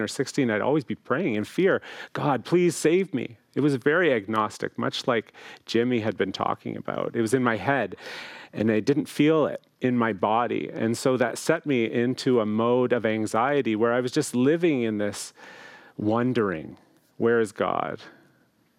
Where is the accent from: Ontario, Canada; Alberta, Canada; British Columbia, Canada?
Ontario, Canada; Chatham; moved away as an adult; also born or lived in Toronto, Canada / Hamilton, Canada / Oakville, Canada; I was called to pastor a beautiful community near my hometown where my parents live in Chatham, Ontario